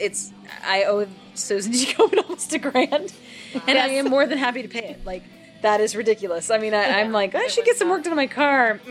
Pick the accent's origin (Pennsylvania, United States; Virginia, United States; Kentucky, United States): Virginia, United States; we're from Virginia.